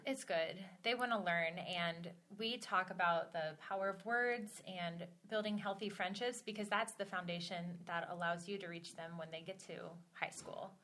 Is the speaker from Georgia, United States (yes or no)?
yes; Atlanta, Georgia, United States; moved away as an adult; also born or lived in Omaha, Nebraska; now in Nebraska, United States; I was born in Omaha, and when I was two months old, we moved to Atlanta, Georgia